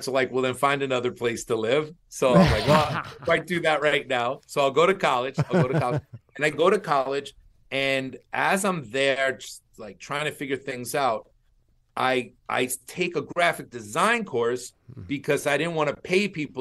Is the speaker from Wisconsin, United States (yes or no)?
no; Long Island, New York, United States; I grew up in Long Island.